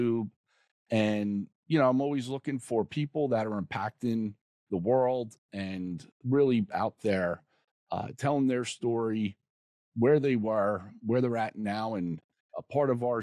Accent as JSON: {"language": "English", "region": "New Jersey", "country": "United States", "said": "I'm from Jersey"}